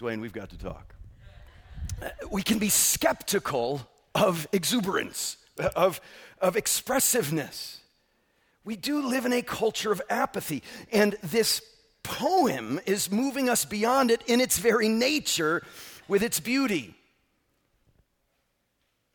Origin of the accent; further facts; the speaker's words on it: Northeast, United States; now in Southern California, United States; I come from the Northeast, and I grew up with mostly African Americans and Jewish people and Italians and Puerto Ricans